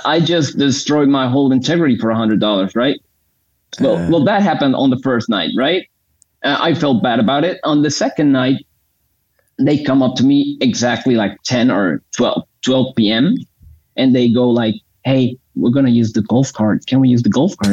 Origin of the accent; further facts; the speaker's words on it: Bucaramanga, Santander, Colombia; I'm in Bucaramanga, Colombia.